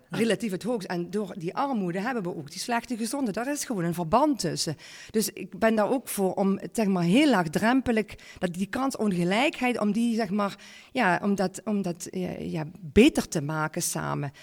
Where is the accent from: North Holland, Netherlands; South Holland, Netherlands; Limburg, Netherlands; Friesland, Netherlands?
Limburg, Netherlands; Parkstad; geboren en, eh, ja, en getogen eh, in, in, in Parkstad. Ik ben trots op onze regio.